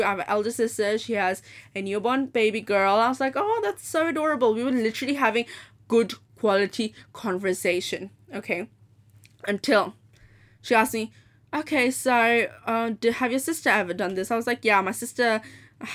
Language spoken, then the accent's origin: English; Dubai, United Arab Emirates; also born or lived in Hong Kong; I was like, I'm from Dubai, and yes, and yeah, my mom's from Dubai, my dad's from Pakistan. And I just study, and I've been born in Hong Kong. I'm 18.